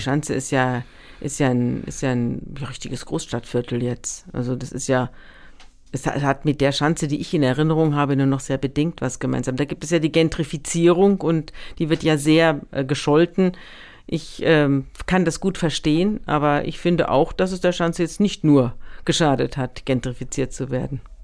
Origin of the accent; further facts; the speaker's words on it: Munich, Bavaria, Germany; moved away as an adult; now in Hamburg, Germany; Ich komme ja aus München